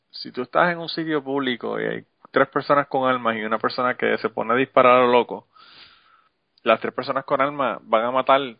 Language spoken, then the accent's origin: Spanish; Puerto Rico